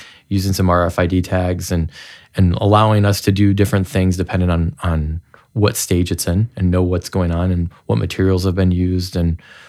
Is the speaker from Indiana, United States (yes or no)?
yes; Goshen, Indiana, United States; also born or lived in Chicago; Well, I grew up here. I grew up in Goshen, and my wife grew up in Toledo, and we both came back here after a college and a stint in Chicago.